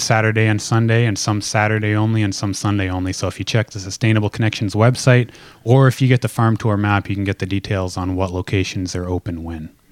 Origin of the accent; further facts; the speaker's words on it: Lynden, Washington, United States; growing up in Linden, you grow up in the middle of a farming community